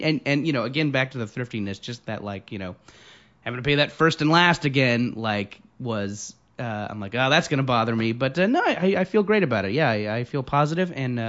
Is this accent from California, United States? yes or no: yes; Orange County, California, United States; moved away as an adult; also born or lived in Beaumont, Texas; I was born in Beaumont, Texas, and when I was like 3, we moved to Orange County, California, and yeah, that's where I stayed till I went to college.